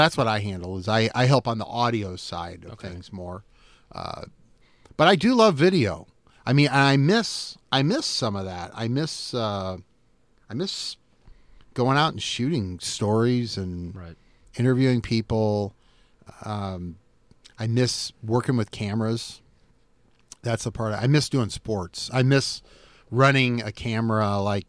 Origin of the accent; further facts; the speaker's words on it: Davenport, Iowa, United States; I grew up in Davenport. I saw Davenport. I'm 54 years old. I saw Davenport when it was a different city, much different today than it is today.